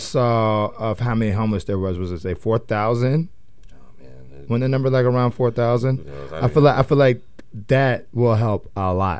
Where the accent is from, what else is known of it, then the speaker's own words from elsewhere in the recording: Indiana, United States; moved away; I'm from Indiana.